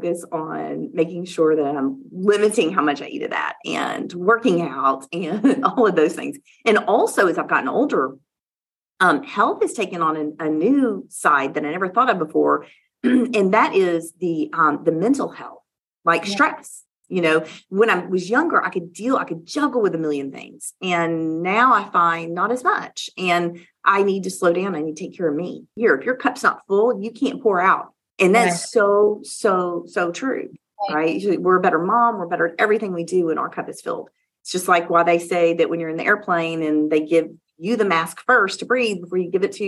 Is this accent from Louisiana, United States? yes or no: yes; Louisiana, United States; moved away; also born or lived in Oklahoma City; I am from the South. I am from Louisiana